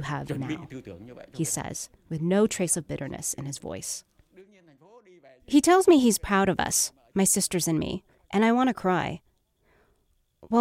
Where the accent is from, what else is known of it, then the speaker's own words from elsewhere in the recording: United States; also born or lived in Seattle; I was born in America. This is my home. This is the place that made me who I am.